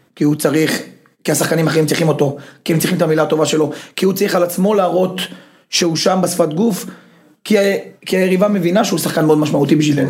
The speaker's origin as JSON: {"language": "Hebrew", "town": "Beersheba", "region": "Southern District", "country": "Israel", "also_born_or_lived": "Netanya / Germany", "moved": "yes", "said": "באתי מבאר שבע, אחרי זה, אחרי זה מנתניה"}